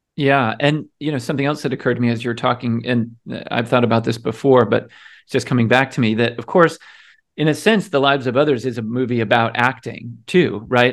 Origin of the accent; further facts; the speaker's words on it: United States; as an American